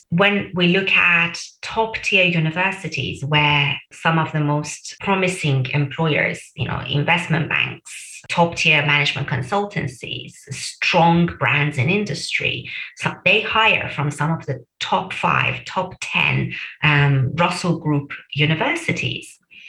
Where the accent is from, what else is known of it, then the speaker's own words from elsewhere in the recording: Birmingham, West Midlands, United Kingdom; I knew I'm a Brummie. I really felt like a Brummie. I still do.